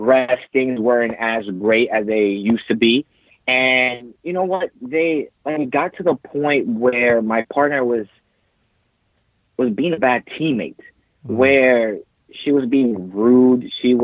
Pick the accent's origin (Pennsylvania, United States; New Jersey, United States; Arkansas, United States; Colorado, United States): New Jersey, United States; moved away as an adult; now in California, United States; I'm originally from New Jersey, raised over there